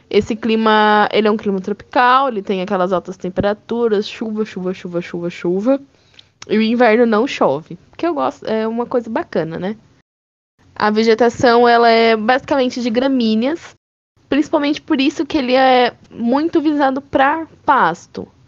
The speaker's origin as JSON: {"language": "Portuguese", "town": "Pato Branco", "region": "Paraná", "country": "Brazil", "said": "Uai, de onde eu venho, fala."}